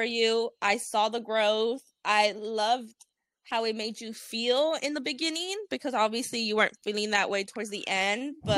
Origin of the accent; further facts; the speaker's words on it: California, United States; moved away; also born or lived in Arizona; I was born and raised in California